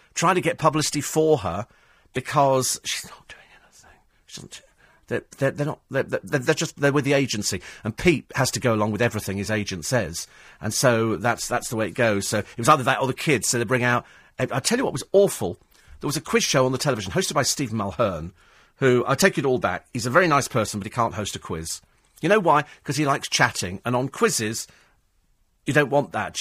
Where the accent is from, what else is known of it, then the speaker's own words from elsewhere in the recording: England, United Kingdom; We're English